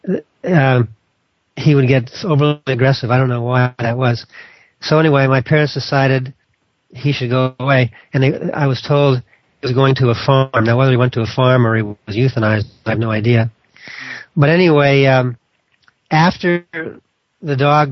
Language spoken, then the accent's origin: English; Los Angeles, California, United States; I grew up in Hollywood, California